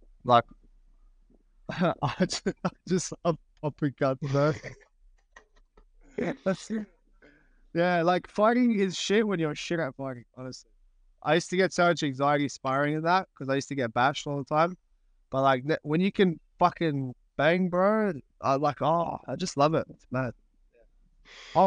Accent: Australia; I was born here

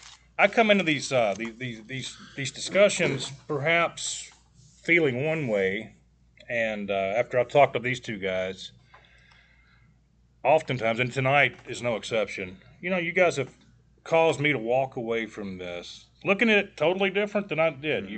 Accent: White Bluff, United States; I think we all came from White Bluff

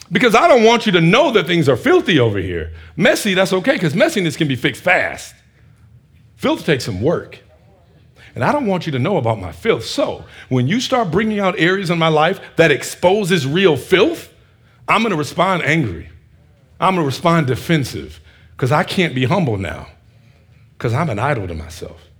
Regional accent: Northeast, United States; I'm from this, I'm from the Northeast. This is what we do.

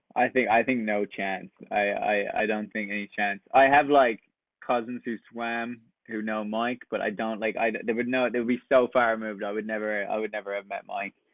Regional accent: west coast of Ireland, west of Ireland, Ireland; moved away as an adult; I'm also from Ireland, from the west coast

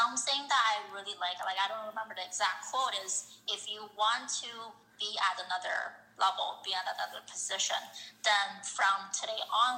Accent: Canada; I think from a Canada perspective, because I'm Canadian, I think the opportunities in Toronto and Montreal will probably be a bit more

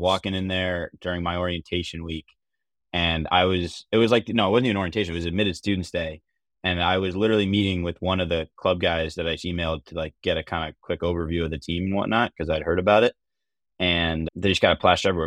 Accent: Arlington, Virginia, United States; moved away as an adult; now in Boston, United States; I'm from, uh, Arlington, Virginia, which is five minutes outside D C, uh, so I grew up a huge Caps fan.

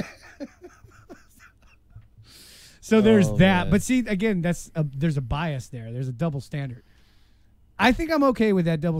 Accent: United States

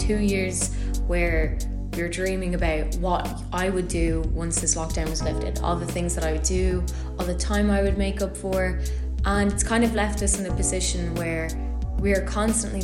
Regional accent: County Louth, Ireland; I'm from Ireland. More specifically, I'm from Join Áine in County Louth, which is around 40 minutes away from Dublin

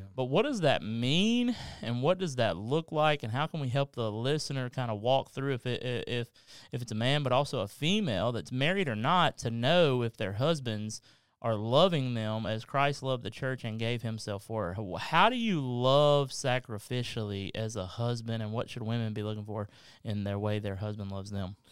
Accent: Kentucky, United States; now in South Carolina, United States; I'm from Kentucky

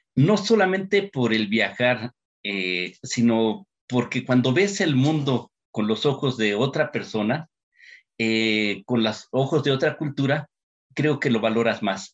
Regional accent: Mexico; papás mexicanos

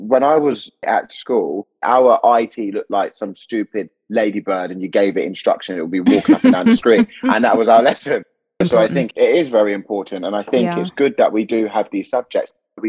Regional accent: London, United Kingdom; I'm from London.

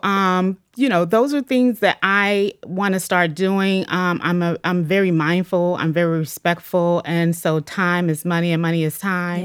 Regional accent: Atlanta, Georgia, United States; moved away as an adult; now in Cleveland, United States; I'm originally from Atlanta, Georgia

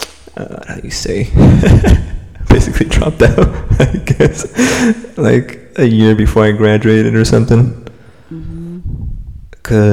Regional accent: Salinas, California, United States; also born or lived in Chico, California; I born and raised in Salinas, California

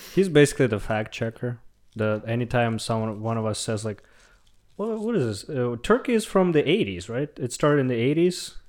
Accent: Russia; now in Berlin, Germany; I'm from the Great White North, but, uh, the bad one, not the, not the nice one, from Russia.

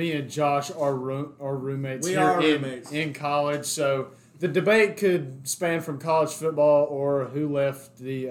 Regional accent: Sheffield, Alabama, United States; I am from Northwest Alabama, a small town called Sheffield, and I do play golf for Wallace State Community College.

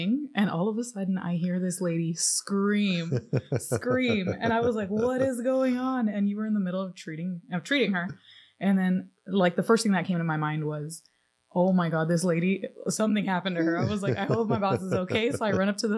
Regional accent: Pasadena, California, United States; now in San Dimas, United States; I was raised in Pasadena and then I moved over this way.

